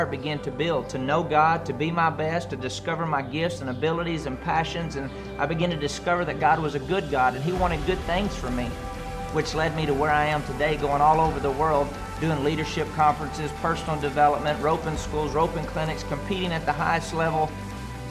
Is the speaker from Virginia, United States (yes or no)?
no; Andrews, Texas, United States; I grew up in Andrews, Texas, in a great family